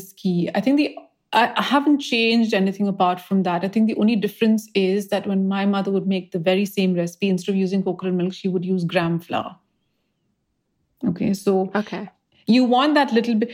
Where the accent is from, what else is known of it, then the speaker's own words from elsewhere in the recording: India; moved away; when I was growing up in India